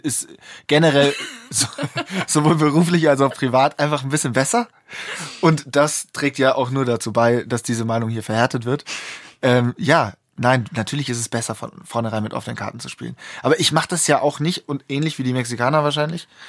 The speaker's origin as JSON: {"language": "German", "country": "Germany", "said": "als Deutsche"}